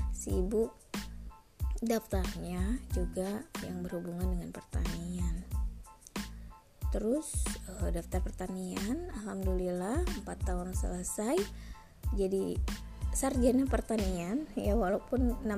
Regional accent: Bandung, West Java, Indonesia; accent: Sundanese; kadang si ibu logatnya pakai bahasa Sunda ya karena memang si ibu lahir dan besarnya di Bandung di kota Bandung e, mau ngaku orang Sunda juga nggak ada keturunan Sunda gitu ya orang tua dua-duanya Jawa

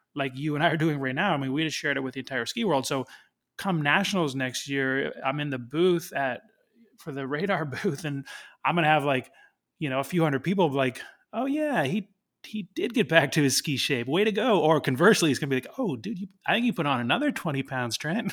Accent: Canada; I'm Canadian

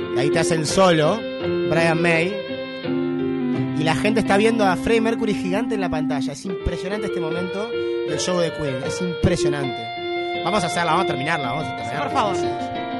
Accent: Uruguay; I'm from Uruguay

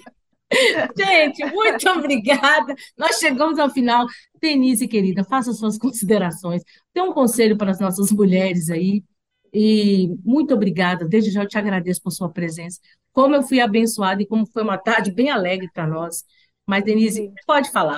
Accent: Minas Gerais, Brazil; moved away; eu sou mineira, uai.

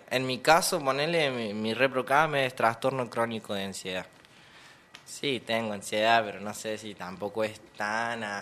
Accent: Mina Clavero, Córdoba, Argentina; Sí, mi familia es toda de Buenos Aires, pero yo soy acá. Nací en Mina.

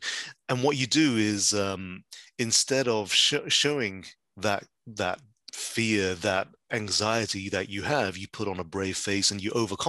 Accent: West Midlands, United Kingdom; I grew up in the West Midlands.

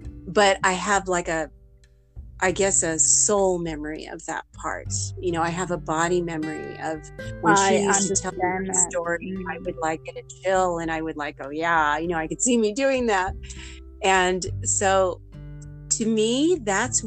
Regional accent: California, United States; moved away as an adult; now in Maui, United States; So my dad got a job offer to Northern California. So we moved up north in California.

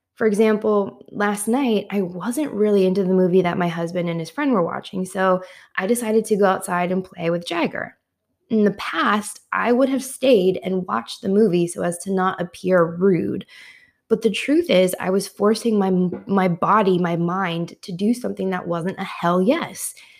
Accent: Midwest, United States; moved away as an adult; also born or lived in Washington, D.C.; I had moved from my hometown in the Midwest to Washington, D C

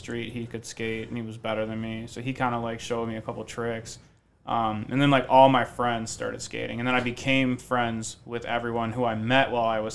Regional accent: Detroit, Michigan, United States; also born or lived in Eastpointe, Michigan / Grosse Pointe Shores, Michigan / Willoughby Hills, Ohio; I was born in Detroit

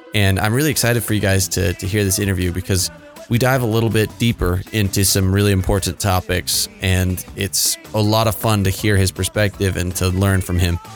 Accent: Utah, United States; moved away as an adult; also born or lived in Houston; I grew up in Utah

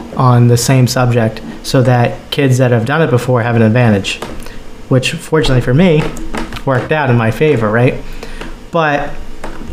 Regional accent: rural New Hampshire, United States; I graduated high school in rural New Hampshire

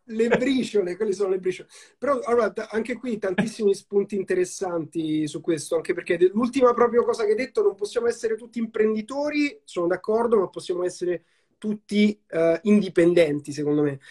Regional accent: Rome, Lazio, Italy; io sono cresciuto a Roma

